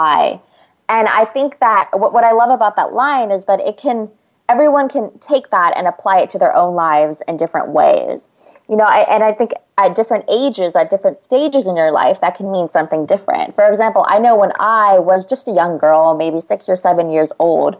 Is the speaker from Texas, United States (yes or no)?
no; California, United States; I'm from California right now